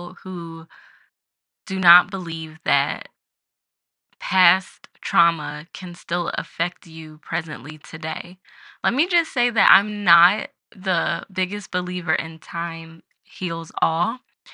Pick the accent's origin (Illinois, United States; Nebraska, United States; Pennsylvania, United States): Pennsylvania, United States; Philadelphia; That's my hometown